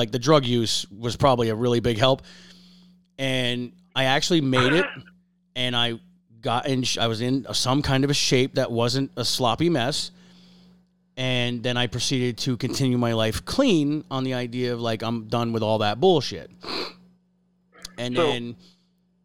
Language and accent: English; Harveys Lake, Pennsylvania, United States; also born or lived in Oklahoma / Iraq; I grew up in Pennsylvania. I live in Pennsylvania